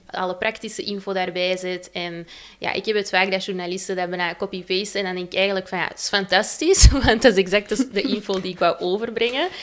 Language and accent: Dutch; Antwerp, Flanders, Belgium; ik kom uit Antwerpen